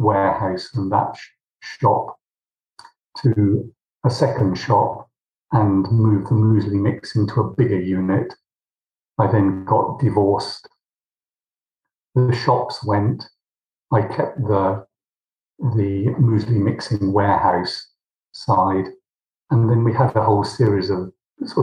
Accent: Somerset, South West England, United Kingdom; moved away as an adult; also born or lived in London; I was born in Somerset. I went to school in Millfield.

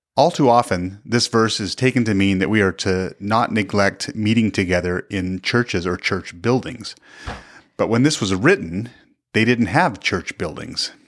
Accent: the Northwest, Pacific Northwest, United States; moved away as an adult; now in Kansas, United States; we grew up in the Northwest

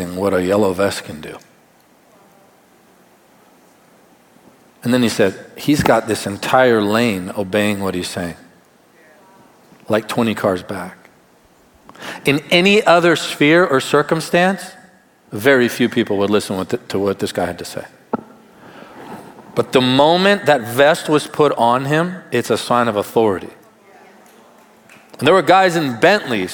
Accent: Tarpon Springs, Florida, United States; Where I grew up in Tarpon Springs

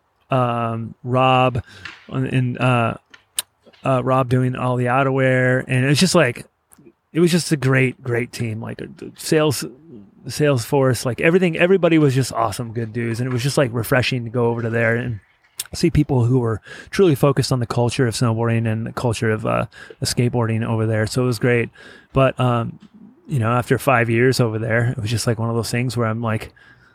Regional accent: Fontana, California, United States; I grew up in Southern California in the IE, like the 909 Fontana, California

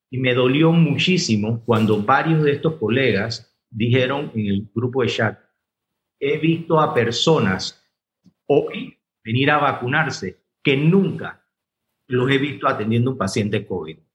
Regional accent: Panama; Y lo más importante, todos somos panameños.

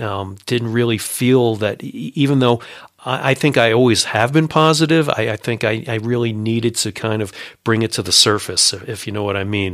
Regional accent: Long Island, New York City area, United States; now in Colorado, United States; I grew up in New York City area, uh, on Long Island

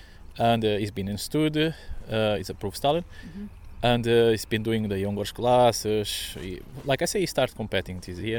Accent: Brentwood, East of England, United Kingdom; I'm from Brentwood, Essex

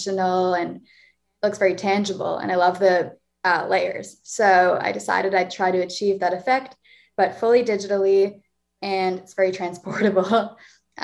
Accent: Toronto, Ontario, Canada; moved away as an adult; now in Montreal, Canada; I am 22, I'm from Toronto

